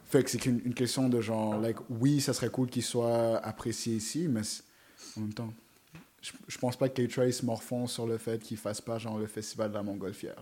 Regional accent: Montreal, Quebec, Canada; je venais du Canada, je disais, je viens de Montréal

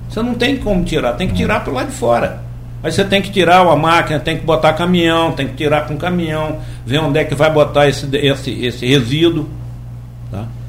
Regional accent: Timbaúba, Pernambuco, Brazil; uma usina em Timbaúba, onde eu nasci, no interior de Pernambuco

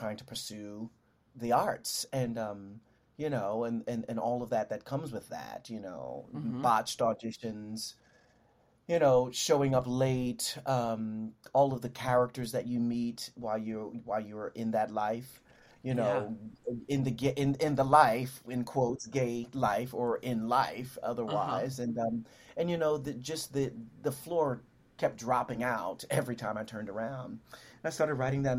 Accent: Philadelphia, Pennsylvania, United States; also born or lived in Sunnyside, Queens, New York / London; now in New York, United States; I'm from Philadelphia originally, South Philadelphia.

